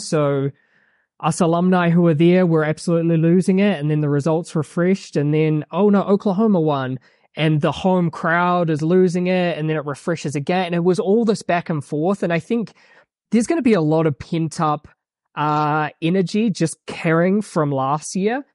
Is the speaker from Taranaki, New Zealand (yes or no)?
yes; New Plymouth, Taranaki, New Zealand; moved away as an adult; now in Flagstaff, United States; I grew up in New Zealand, small town called New Plymouth